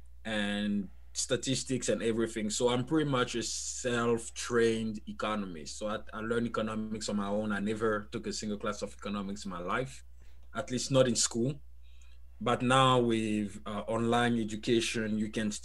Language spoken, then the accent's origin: English; Côte d’Ivoire; accent: French; first language French; English is a second language; moved away as an adult; now in United States; So I was born and raised in Ivory Coast, Cote d'Ivoire, for people who are more familiar with the country. So I'm a French speaker, as you could tell by my accent